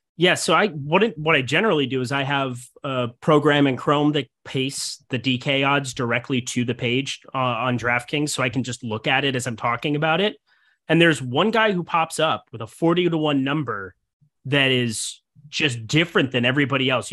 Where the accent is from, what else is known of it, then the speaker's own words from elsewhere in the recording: Midwest, United States; growing up in the Midwest.